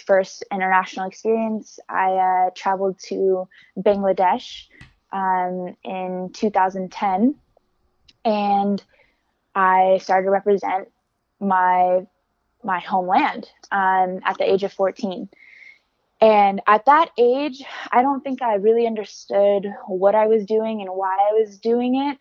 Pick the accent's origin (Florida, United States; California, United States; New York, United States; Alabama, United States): California, United States; Alameda; I'm from Alameda, California